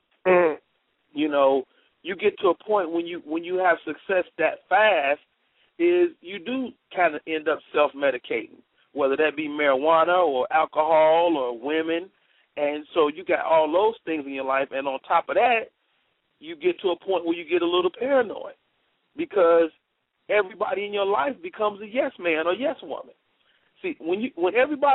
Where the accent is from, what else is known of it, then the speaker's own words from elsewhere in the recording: Chicago, Illinois, United States; I'm from Chicago, so I'm real big on house music